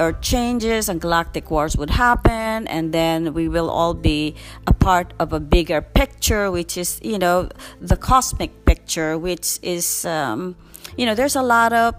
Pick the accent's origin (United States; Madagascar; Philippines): Philippines; I come from the Philippines